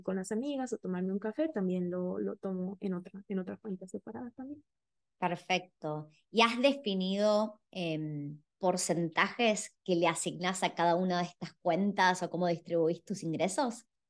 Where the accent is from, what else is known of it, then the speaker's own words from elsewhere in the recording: Mexico City, Mexico; moved away as an adult; also born or lived in Berlin, Germany; now in Australia; yo soy de la Ciudad de México y llegué a Australia en febrero del, finales de febrero del 2018